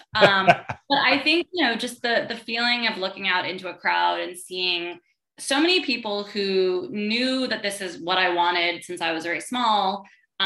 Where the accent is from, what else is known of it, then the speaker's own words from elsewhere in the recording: Manhattan and Westchester County, New York, United States; also born or lived in Brooklyn, New York; I grew up partly in Manhattan, partly in Westchester County, upstate New York, an hour upstate